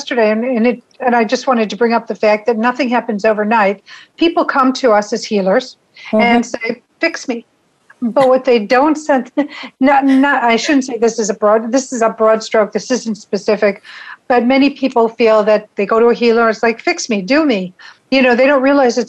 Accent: Chicago, Illinois, United States; also born or lived in Wisconsin; I'm from the city. I was born and raised in the city

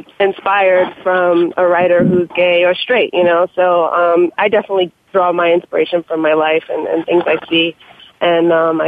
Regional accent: New York, United States; I'm from New York

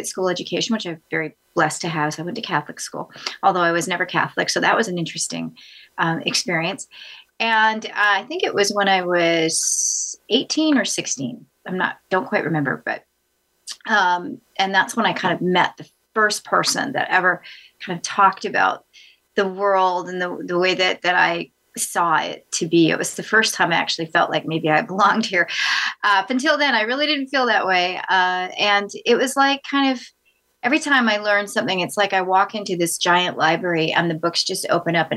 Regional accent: Vancouver, British Columbia, Canada; also born or lived in Los Angeles / San Francisco / New York / Africa (parents); now in Nashville, United States; I was born in Vancouver, British Columbia.

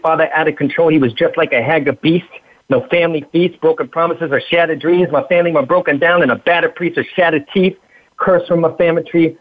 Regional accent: Huntington Beach, California, United States; I was raised in Huntington Beach, uh, California

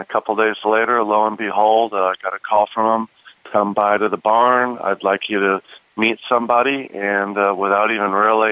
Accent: Des Plaines, Illinois, United States; moved away; also born or lived in Arizona; I grew up in Chicago. My dad used to take me to the races at Arlington Park. We grew up in a suburb right near there in a city called Des Plaines

